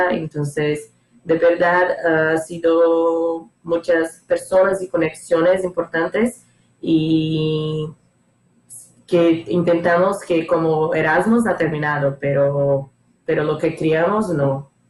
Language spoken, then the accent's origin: Spanish; Maceió, Alagoas, Brazil; Spanish is a second language; Vale, yo soy de Brasil, yo soy de Maceió, es una ciudad del nordeste de Brasil que está muy lejos del centro, muy lejos de São Paulo, por ejemplo, donde vive Stephanie.